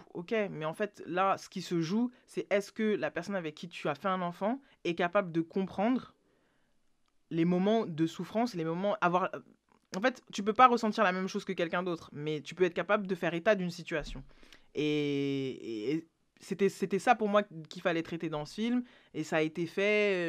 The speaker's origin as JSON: {"language": "French", "country": "France", "said": "qu'on est français"}